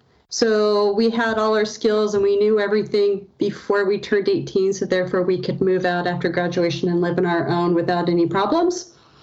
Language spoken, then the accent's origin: English; West Coast, United States; I grew up on the West Coast